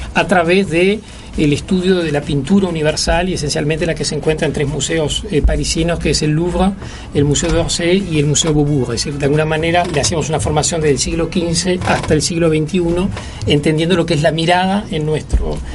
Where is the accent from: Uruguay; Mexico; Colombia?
Uruguay; yo siempre reivindico el haber sido formado acá. Yo soy un producto del Liceo Bausá, de la educación pública, de la Cinemateca